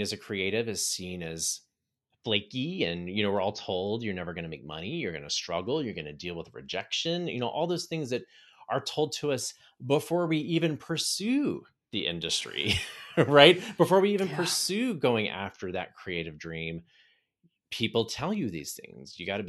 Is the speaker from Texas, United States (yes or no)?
yes; Texas, United States; also born or lived in Pittsburgh; I ended up moving from Pittsburgh to Houston, and where now we actually have planted roots here. I grew up in Southeast Texas. My whole family is here.